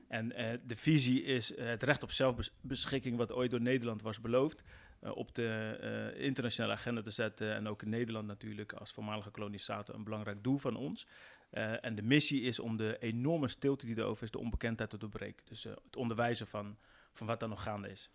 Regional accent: West Papua, Indonesia

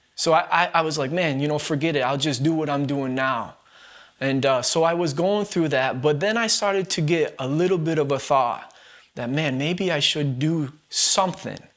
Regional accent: Bennington, Vermont, United States; I was born and raised here in Bennington, Vermont

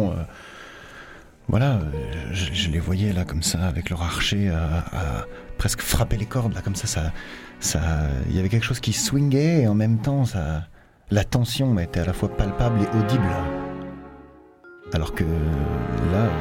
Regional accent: France; même si je suis français, quoi, on a, perdu notre président de cœur.

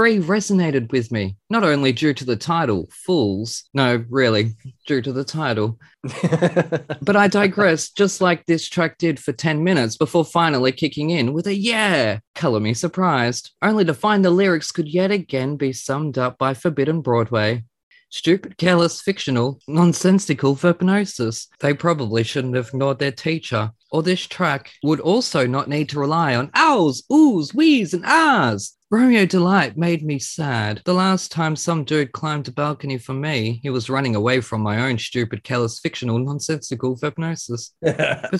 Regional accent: Australia; being Australian

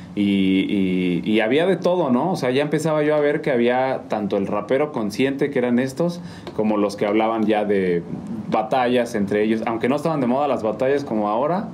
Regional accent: Mexico City, Mexico; moved away as an adult; also born or lived in Durango; now in San Juan del Río, Mexico; yo nací en DF

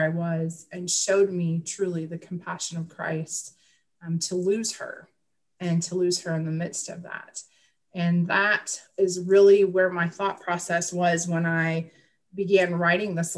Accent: Wisconsin, United States; I grew up in Midwest Wisconsin, and the area that I grew up in, I was the country kid

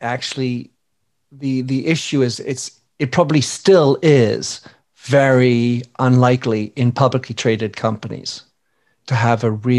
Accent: France; moved away; also born or lived in Belgium / England; I was born in Belgium to American parents, raised in France, educated in England for 12 years in private schools

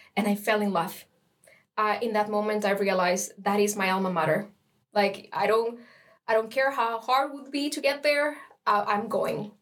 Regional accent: Costa Rica; moved away as an adult; now in Lund, Sweden; I'm from Costa Rica and I'm in the Mathematics Bachelor program.

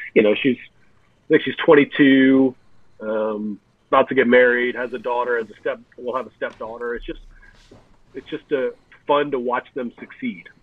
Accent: Lafayette, Louisiana, United States; living in Louisiana, back in my hometown of Lafayette, Louisiana

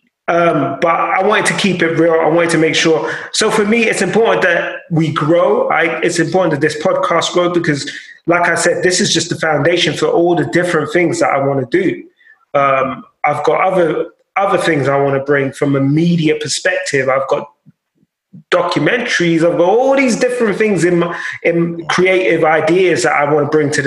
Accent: Nigeria; being Nigerian

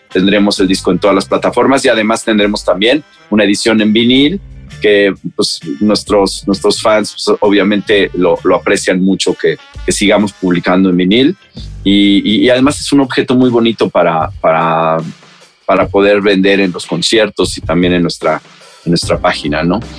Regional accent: Mexico; somos mexicanos

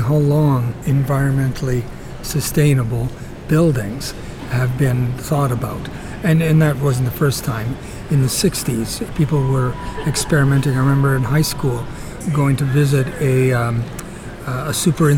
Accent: southern Ontario, Canada; moved away as an adult; also born or lived in Italy / Toronto, Canada; now in Victoria, Canada; the town I grew up in southern Ontario

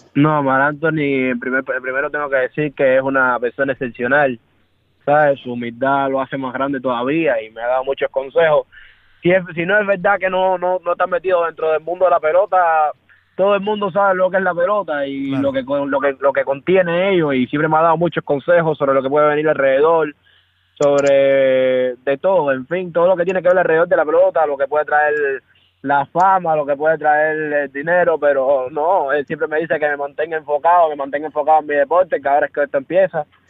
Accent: Cuba; moved away as an adult; also born or lived in Dominican Republic / Miami; yo me fui de Cuba jugando a pelota, pero, pero fue hace siete meses

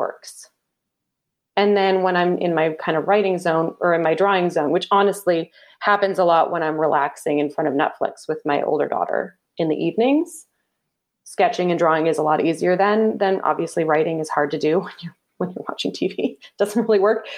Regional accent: Canada; Canadian. I'm a Canadian

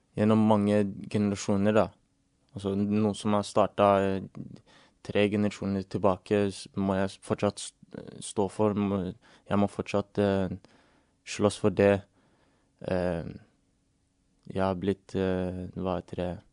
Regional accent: England, United Kingdom; now in Norway; jeg vokste opp i England

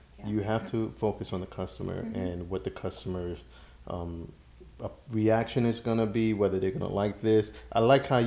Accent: New York City, New York, United States; I'm from East New York

